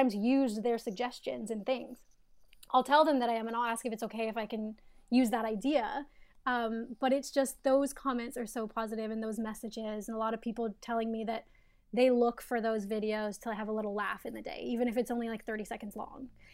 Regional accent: Canada; moved away as an adult; also born or lived in Toronto; now in United States; I'm in the United States now, but I'm Canadian.

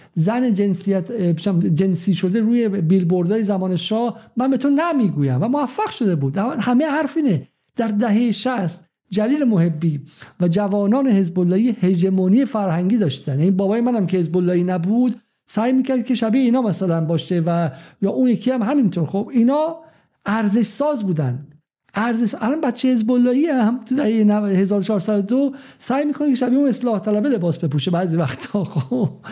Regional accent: Iran; من به عنوان یک ایرانی

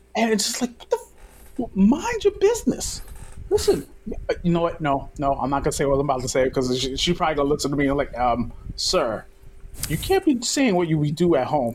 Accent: New York City, New York, United States; I'm a kid from Brooklyn

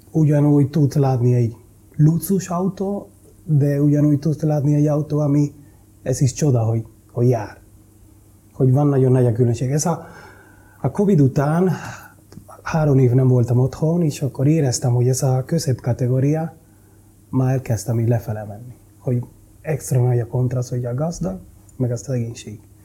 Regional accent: Santo Domingo, Dominican Republic; Hungarian is a second language; moved away as an adult; now in Budapest, Hungary; Úgy nőttem fel, hogy egy gettó

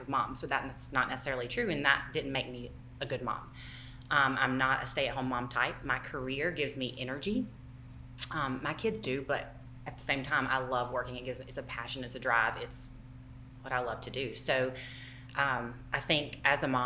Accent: Southeast United States, United States; accent: Southern

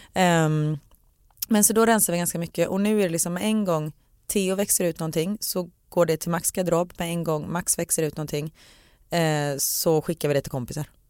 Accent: Gothenburg, Västra Götaland, Sweden; för göteborgare, vi säger

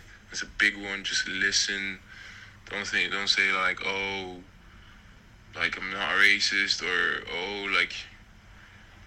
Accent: Ireland; growing up in Ireland

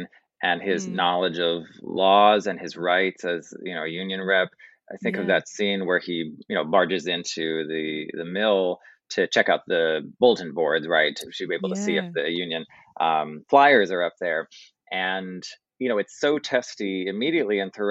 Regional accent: New York City, New York, United States; as the New Yorker

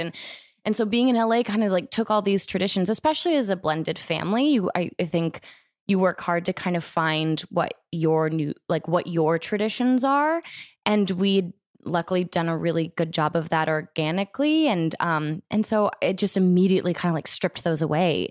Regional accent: Florida, United States; also born or lived in Denver; now in Los Angeles, United States; I grew up in Florida, so I didn't grow up with any snow.

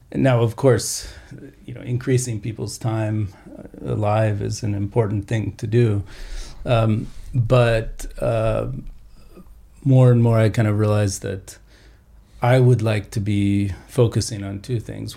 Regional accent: New Mexico, Colorado, the American West, United States; also born or lived in Austin, Texas; I uh, grew up in uh, New Mexico, Colorado, the West in general

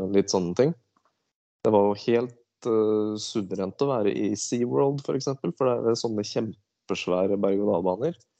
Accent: Askim, Østfold, Norway; jeg er ifra Askim. Det er jo ja. indre Østfold.

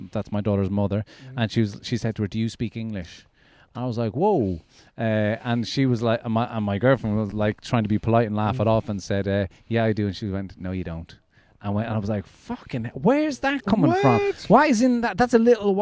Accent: Ireland; when I grew up in Ireland, there was nobody of any color

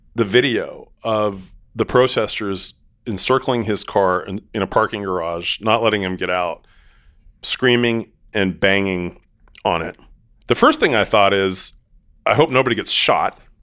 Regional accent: Seattle, Washington, United States; I'm from Seattle, and my mom ran a international adoption agency

